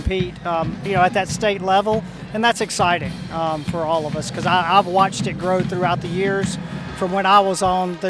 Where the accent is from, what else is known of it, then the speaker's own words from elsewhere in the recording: Auburn, Alabama, United States; I grew up in Auburn